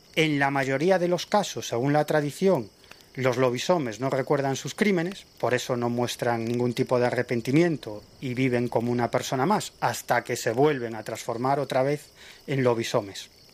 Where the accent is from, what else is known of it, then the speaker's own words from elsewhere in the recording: Galicia, Spain; en mi tierra, en Galicia